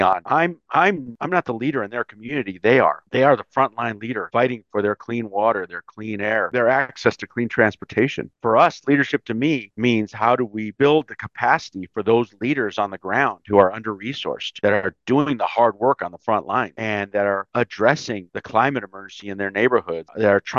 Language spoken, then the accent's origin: English; Los Angeles, California, United States; moved away as an adult; also born or lived in Chicago; now in Washington, D.C., United States; Mexican-American. I was born in Chicago, raised in Los Angeles. I moved to D.C. right after college